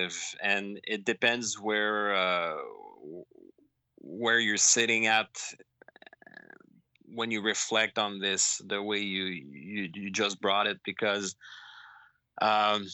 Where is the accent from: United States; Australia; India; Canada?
Canada; Montreal, Quebec; my hometown of Montreal